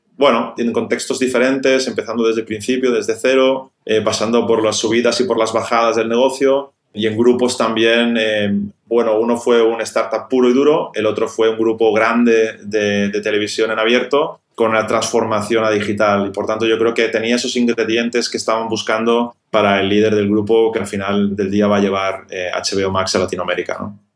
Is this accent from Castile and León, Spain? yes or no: no; Barcelona, Catalonia, Spain; yo soy de Barcelona